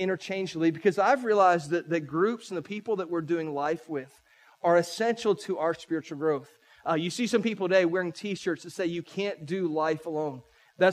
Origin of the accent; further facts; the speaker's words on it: St. Petersburg, Florida, United States; moved away as an adult; now in Polk County, United States; I'm a St. Pete boy. I grew up in St. Pete about an hour and a half from here.